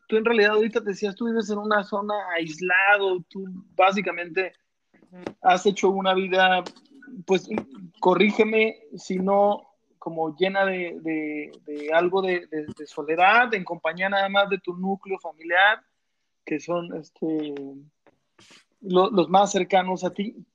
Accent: Mexico; somos tres mexicanos, pero en realidad están ante dos pochos

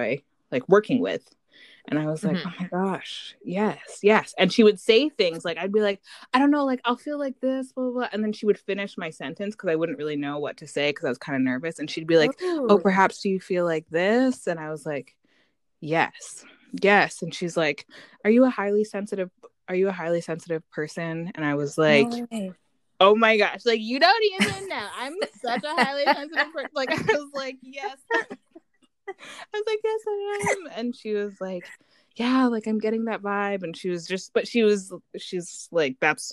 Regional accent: Canada; now in Vancouver, Canada; me being having an American family and then growing up in Canada

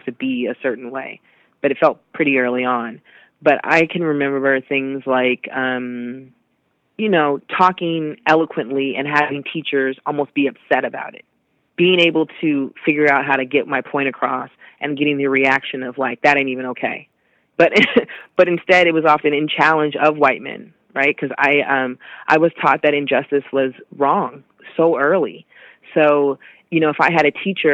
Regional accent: Seattle, Washington, United States; I'm born and raised in Seattle

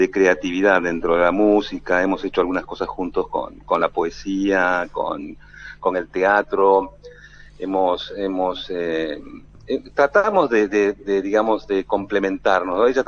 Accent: La Plata, Buenos Aires Province, Argentina; born there; soy eh, hijo de peruano nacido en el extranjero. Ah. Entonces, como nací en La Plata, ah. también tengo la doble nacionalidad, ¿no?

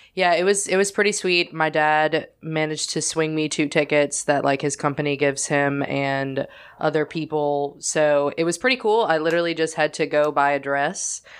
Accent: New Orleans, Louisiana, United States; I'm from New Orleans

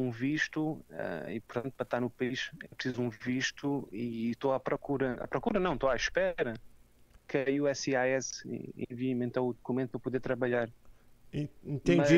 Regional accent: Portugal; eu como português, sei que a maneira é diferente

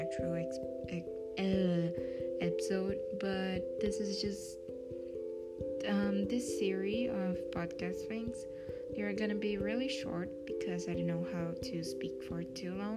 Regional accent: Brazil; English is a second language; I know I have a really strong accent because I'm from Brazil

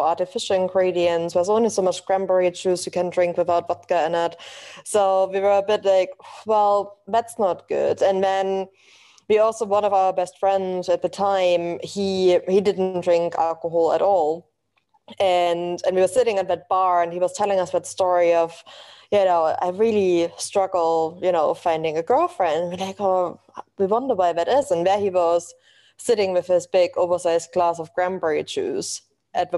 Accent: eastern Germany, Germany; English is a second language; moved away as an adult; now in London, United Kingdom; as you can probably tell from my accent, I'm originally from Germany.

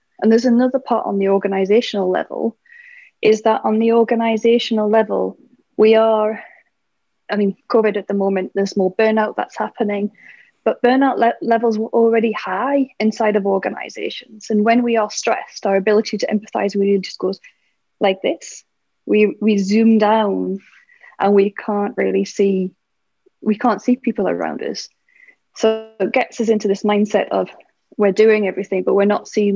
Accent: United Kingdom; I'm British

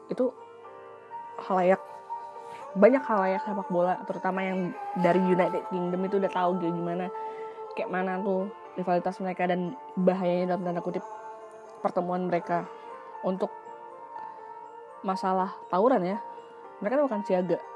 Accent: Jakarta, Indonesia; gue pribadi karena gue tinggal di Jakarta gue lahir di Jakarta walaupun gue nggak punya darah Jakarta gue cinta sama kota ini

